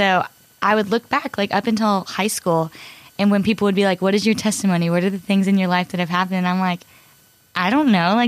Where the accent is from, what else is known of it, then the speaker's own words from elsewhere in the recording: Cypress, Texas, United States; I'm from Cypress, Texas